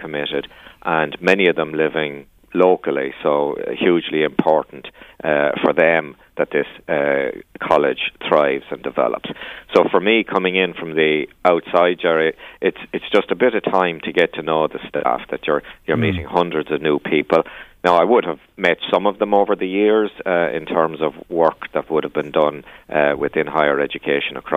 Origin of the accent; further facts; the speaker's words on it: Waterford, Munster, Ireland; also born or lived in Limerick; now in Meath, Ireland; But I was actually born in Limerick and reared in Waterford, so I'd be down south.